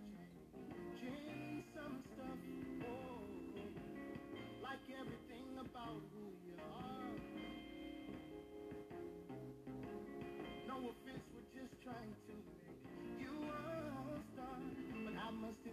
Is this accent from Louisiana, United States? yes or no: yes; New Orleans, Louisiana, United States; moved away as an adult; also born or lived in Los Angeles, California; I moved back to New Orleans, my hometown